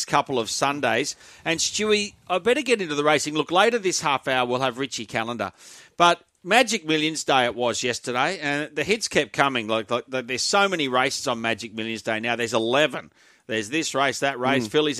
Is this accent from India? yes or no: no; Brisbane, Queensland, Australia; I'm a Brisbane person, born and bred, so I'm a Broncos fan